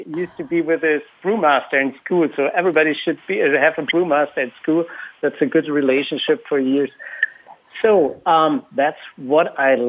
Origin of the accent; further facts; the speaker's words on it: Franconia, near Nuremberg, Bavaria, Germany; moved away as an adult; now in Berlin, Germany; So I'm in Berlin since 20 years. Actually, I'm from Bavaria, so it's a good mixture, Bavaria, Berlin.